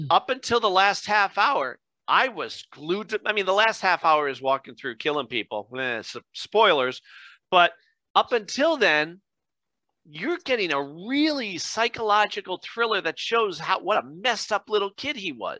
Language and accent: English; Scranton, Pennsylvania, United States; I'm born and raised in Scranton